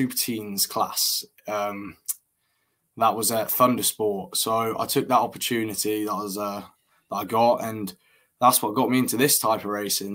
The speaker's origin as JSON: {"language": "English", "town": "Peterborough", "region": "East of England", "country": "United Kingdom", "also_born_or_lived": "Colorado", "said": "I'm from Peterborough"}